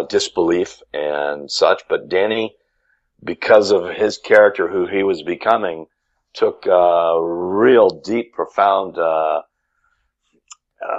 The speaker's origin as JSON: {"language": "English", "region": "California", "country": "United States", "tie": "born or raised there", "also_born_or_lived": "Chicagoland, Illinois", "moved": "as an adult", "lives_now": "Chicago, United States", "said": "my wife and I grew up in California"}